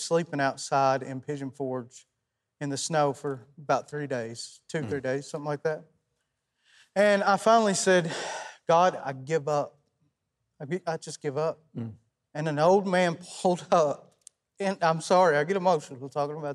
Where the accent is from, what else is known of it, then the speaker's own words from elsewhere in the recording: South Pittsburg, Tennessee, United States; South Pittsburgh, Tennessee, April the 24th at 1:30.